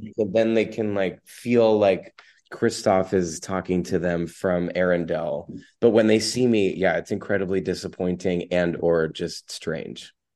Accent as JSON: {"language": "English", "country": "United States", "said": "as an American"}